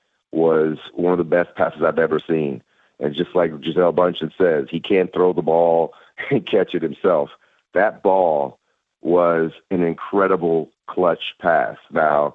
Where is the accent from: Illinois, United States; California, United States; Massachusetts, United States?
California, United States; the Bay Area; moved away; also born or lived in Michigan; I'm a 49ers fan from when I grew up, growing up in the Bay Area